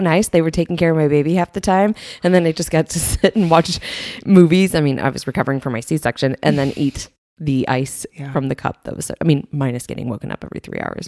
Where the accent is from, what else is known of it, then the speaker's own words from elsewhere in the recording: Springfield, Illinois, United States; I grew up in Springfield, Illinois